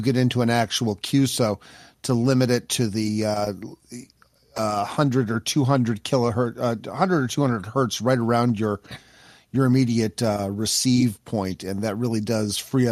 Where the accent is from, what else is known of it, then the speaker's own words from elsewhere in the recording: Michigan, United States; See, I was raised in Michigan, and it's never red up there.